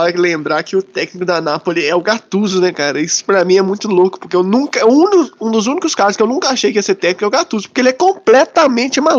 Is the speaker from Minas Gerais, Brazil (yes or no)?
yes; Ponte Nova, Minas Gerais, Brazil; Ponte Nova, que é o lugar onde eu nasci